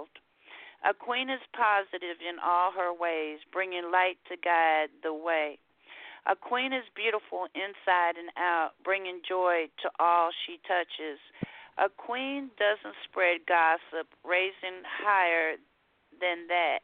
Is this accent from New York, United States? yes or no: no; San Francisco, California, United States; moved away as an adult; now in Houston, United States; I'm originally from San Francisco, California. I spent the first 39 years of my life there, and I've been now in Houston 17